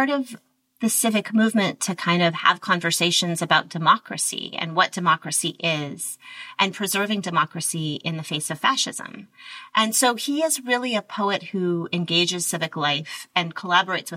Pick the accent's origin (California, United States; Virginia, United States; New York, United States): California, United States; Berkeley; I grew up in Berkeley